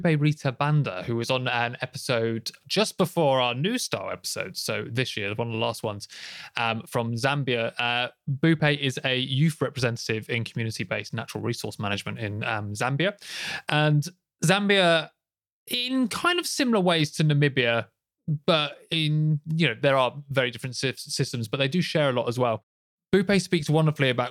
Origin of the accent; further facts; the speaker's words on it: United Kingdom; speaking as a British person